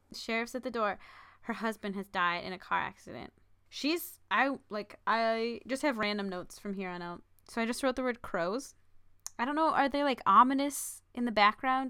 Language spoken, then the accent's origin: English; South Dakota, United States; born or raised there